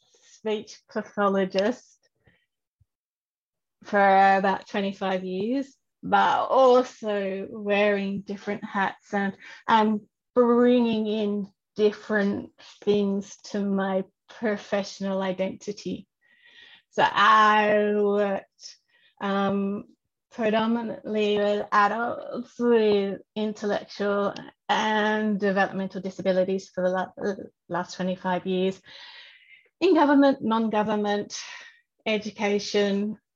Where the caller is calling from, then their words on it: Victoria, Australia; I am coming from the Wurundjeri land, and I love that my desk gets to look out at the trees